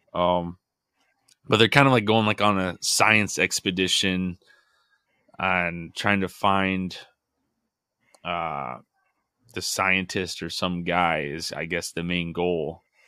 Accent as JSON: {"language": "English", "region": "Midwest", "country": "United States", "said": "we're from the Midwest, so it is freezing cold, snowy"}